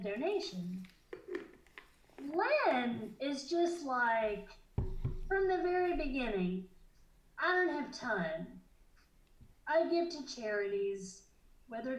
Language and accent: English; the South, United States; I'm a Southerner. I don't really identify that way, but I was born in the South.